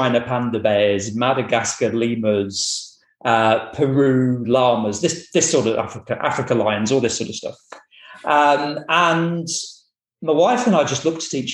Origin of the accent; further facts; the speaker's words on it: Boston, East Midlands, United Kingdom; now in Edinburgh, United Kingdom; I'm originally from Boston, but not that Boston. So I'm from the Boston in the county of Lincolnshire